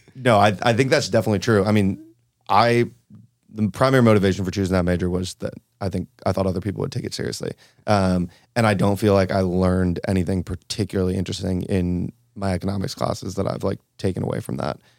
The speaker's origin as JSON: {"language": "English", "town": "Cleveland", "region": "Ohio", "country": "United States", "tie": "born or raised there", "also_born_or_lived": "Argentina / Tulum", "moved": "yes", "said": "I was raised in Cleveland, Ohio, kind of classic Midwestern upbringing"}